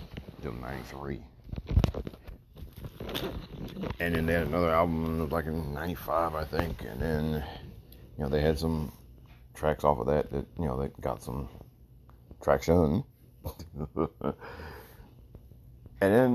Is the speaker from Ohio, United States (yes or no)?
no; Maryland, United States; also born or lived in New York; born in New York. Lived a few years in New York before we moved down to Maryland.